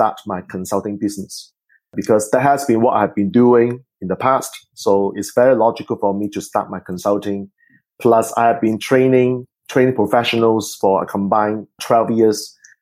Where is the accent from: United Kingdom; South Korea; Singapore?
Singapore; I am actually from Singapore